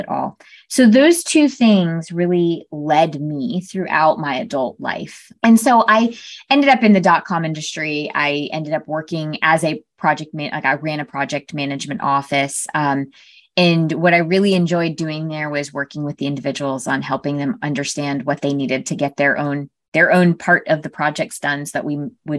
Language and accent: English; Connecticut, United States; My sister and I were raised in Connecticut, very small town in Connecticut.